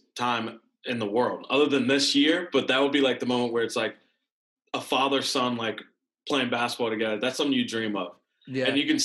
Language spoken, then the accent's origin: English; Washington, United States; born there; also born or lived in Texas / North Carolina / Pennsylvania / Maryland; I was born in Washington State. Then we went to Texas for a little bit, North Carolina, Pennsylvania. That's where I started playing football, and then Maryland, and then Virginia.